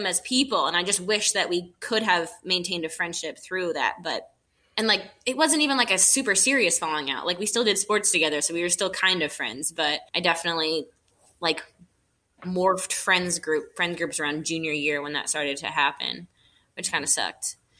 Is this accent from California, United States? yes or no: no; Texas, United States; also born or lived in New York / Nazareth / Virginia; So I was born in New York, had my early childhood in Texas, and then I was in Nazareth for a lot of like school, and then Virginia for college, and then Florida for my grown-up life.